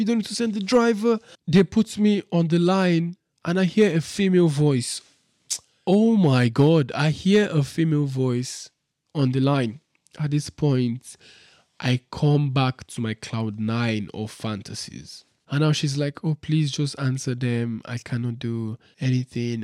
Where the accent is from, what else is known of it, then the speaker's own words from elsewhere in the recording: Nigeria; moved away as an adult; now in Dubai, United Arab Emirates; I'm this guy from Nigeria who came to Dubai a week ago